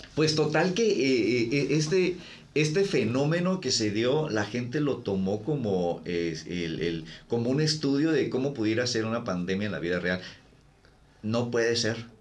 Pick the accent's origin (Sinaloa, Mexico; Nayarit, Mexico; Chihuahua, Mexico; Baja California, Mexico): Baja California, Mexico; Ensenada; yo, yo, crecí en Ensenada